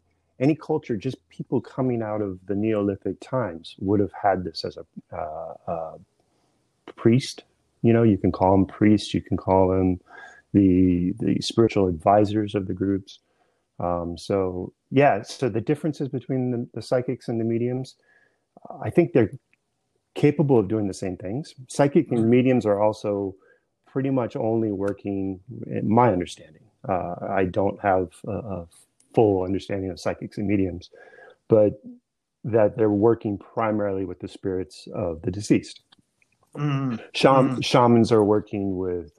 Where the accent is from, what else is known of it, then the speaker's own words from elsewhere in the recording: San Diego, California, United States; now in East Coast, United States; My family's Irish, but I grew up in San Diego